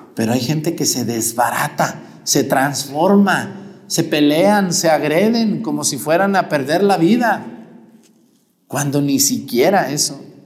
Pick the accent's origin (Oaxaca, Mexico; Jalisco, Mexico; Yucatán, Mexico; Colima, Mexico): Jalisco, Mexico; Mexticacán; moved away; Yo donde nací, Mesticacán, un pueblo donde la cristera fue algo muy fuerte